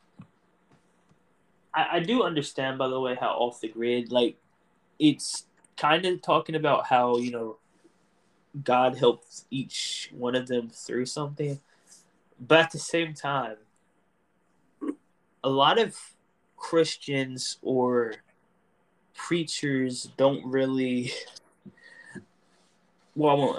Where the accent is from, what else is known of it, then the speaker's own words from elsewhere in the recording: North Carolina, United States; I was born in North Carolina